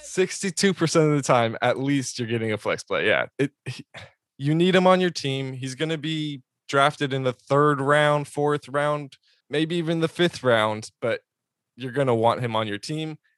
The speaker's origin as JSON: {"language": "English", "town": "San Diego", "region": "California", "country": "United States", "tie": "born or raised there", "said": "I grew up in San Diego watching him play at Helix High School"}